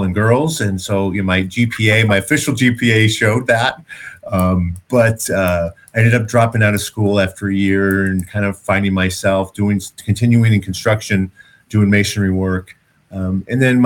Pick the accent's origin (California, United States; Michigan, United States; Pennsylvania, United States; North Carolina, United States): Michigan, United States; Detroit; moved away; I grew up in Detroit